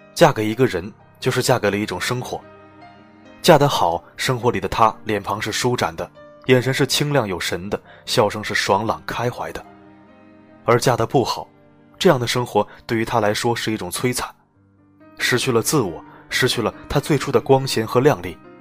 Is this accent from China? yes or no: yes; Shanghai, China; 我们上海人